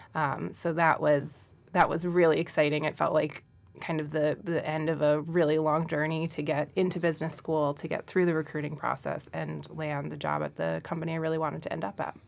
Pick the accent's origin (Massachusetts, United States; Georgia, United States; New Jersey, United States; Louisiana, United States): New Jersey, United States; Central; moved away; I am originally from Central New Jersey.